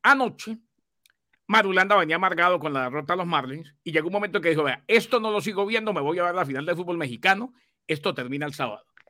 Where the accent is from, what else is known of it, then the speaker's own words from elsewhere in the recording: Colombia; yo como colombiano